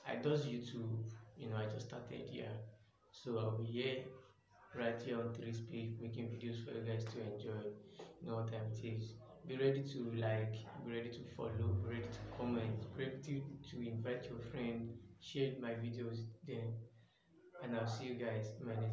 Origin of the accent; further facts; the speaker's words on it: Nigeria; I'm a, I'm a Nigerian. I'm also a student. I'm a 300 level philosophy student of Adekunle Ajasin University, Akungba Akoko.